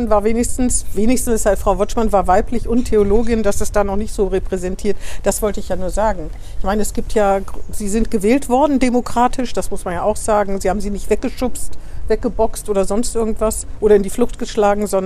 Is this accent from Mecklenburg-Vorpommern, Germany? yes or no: no; Bremen, Germany; Naja, ich würde mich, also als Bremerin denke ich, natürlich muss ich ja mich zwischen den bremischen Kandidaten entscheiden